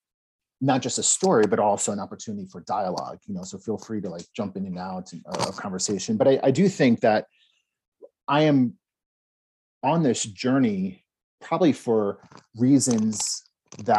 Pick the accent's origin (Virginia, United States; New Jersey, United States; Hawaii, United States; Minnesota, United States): New Jersey, United States; I was born and raised in New Jersey